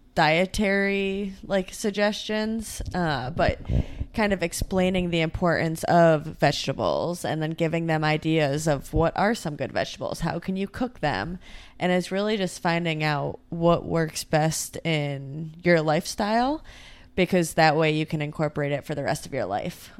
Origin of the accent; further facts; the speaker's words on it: Rochester, New York, United States; I'm from Rochester, New York, also kind of in the middle of nowhere